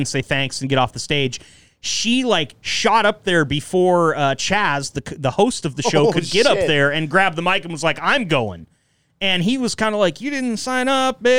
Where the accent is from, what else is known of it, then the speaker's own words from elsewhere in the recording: Enterprise, Oregon, United States; moved away; also born or lived in Eugene, Oregon; I grew up in Enterprise, Oregon